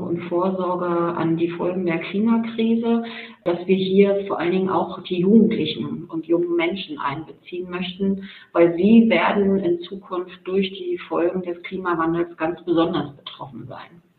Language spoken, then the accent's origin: German; Mecklenburg-Vorpommern, Germany; moved away as an adult; also born or lived in Leipzig; Ich stamme ursprünglich aus Mecklenburg-Vorpommern.